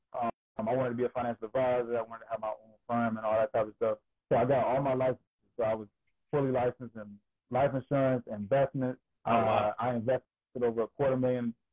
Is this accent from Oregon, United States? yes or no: no; Georgia, United States; moved away as an adult; now in Delaware, United States; I'm originally from Georgia. I'm a Georgia boy, born and raised in the South all my life